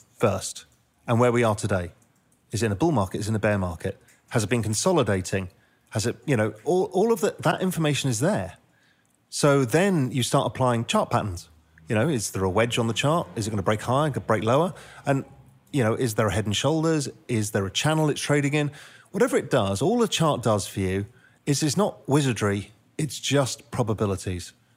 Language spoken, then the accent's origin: English; England, United Kingdom; also born or lived in India / Spain; now in Cayman Islands; I'm half Indian, half Dutch, grew up in England, lived in India for a bit, lived in Spain for ten years, and now live in the Cayman Islands